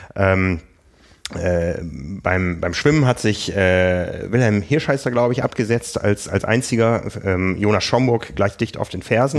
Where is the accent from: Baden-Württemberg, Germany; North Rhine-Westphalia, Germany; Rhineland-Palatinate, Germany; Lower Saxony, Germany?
Lower Saxony, Germany; Osnabrück; moved away; meiner Heimat Osnabrück